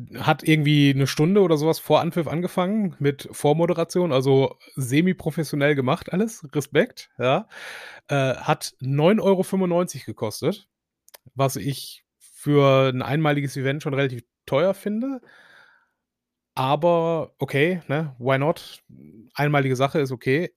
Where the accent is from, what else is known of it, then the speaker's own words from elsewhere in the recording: Essen, North Rhine-Westphalia, Germany; als Essener